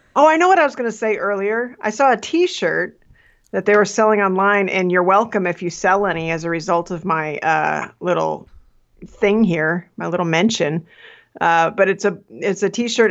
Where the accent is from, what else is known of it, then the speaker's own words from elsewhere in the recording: Midwest, United States; I grew up in the Midwest